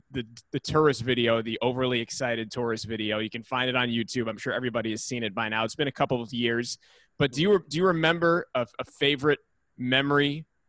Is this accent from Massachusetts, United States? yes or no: yes; Worcester, Massachusetts, United States; Yeah. I'm from Worcester.